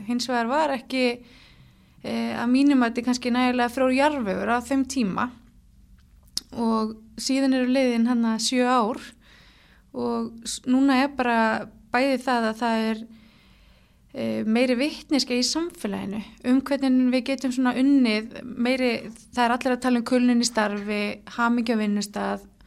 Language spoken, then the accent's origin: Icelandic; Hafnarfjörður, Capital Region, Iceland; Ég er úr Hafnaferði